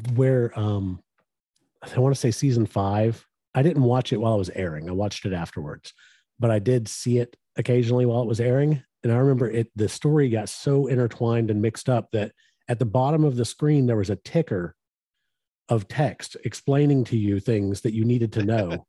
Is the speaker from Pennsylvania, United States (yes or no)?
no; West Texas, United States; we grew up in West Texas